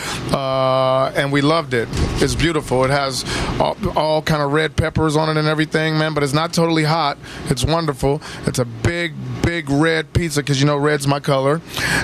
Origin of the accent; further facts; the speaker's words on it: Kansas City, Missouri, United States; born and raised in Kansas City, Missouri